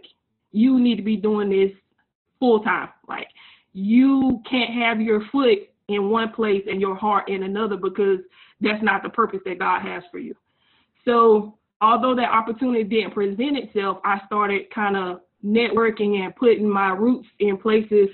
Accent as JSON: {"language": "English", "town": "North", "region": "South Carolina", "country": "United States", "accent": "sounds like Louisiana", "said": "I'm originally from South Carolina."}